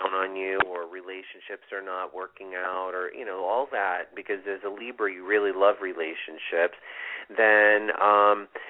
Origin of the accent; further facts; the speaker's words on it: New Britain, Connecticut, United States; 1989. And I was born 1:18 a.m. in New Bern, Connecticut.